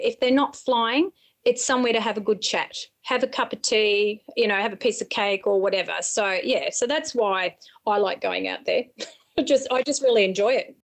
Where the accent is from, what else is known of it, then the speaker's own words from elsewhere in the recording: Berrigan, New South Wales, Australia; moved away; I'm a country girl. I'm from the Sticks, a little place called Berrigan up near the Murray River